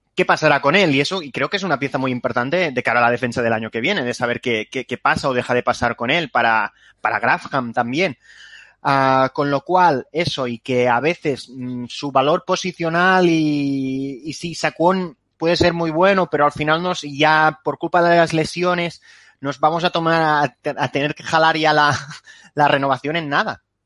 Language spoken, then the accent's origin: Spanish; Catalonia, Spain; soy catalán